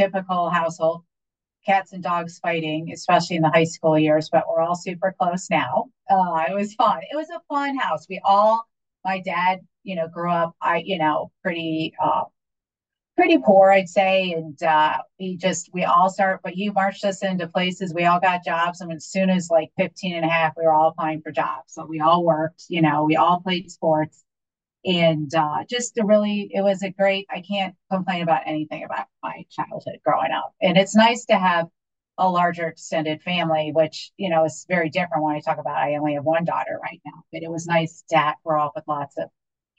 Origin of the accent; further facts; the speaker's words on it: Minneapolis, Minnesota, United States; born there; also born or lived in Midwest; I was born in Minneapolis, Minnesota.